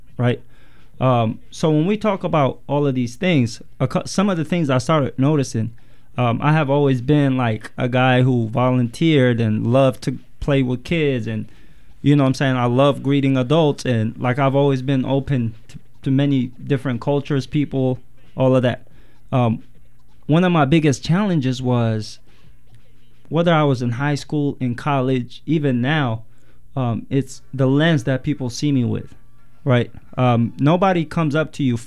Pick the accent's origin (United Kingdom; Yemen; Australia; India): Yemen; now in United States; I was born and raised in Yemen, in the Middle East. Parents are Eritrean